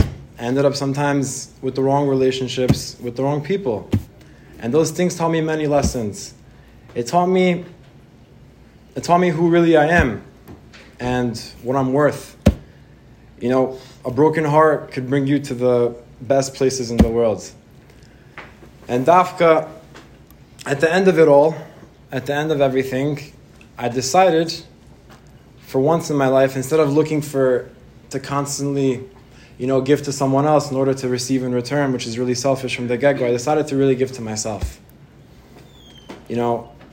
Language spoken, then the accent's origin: English; United States; also born or lived in Israel; I grew up in Israel, and I moved to America about the age of 7 or 8, and my family is Moroccan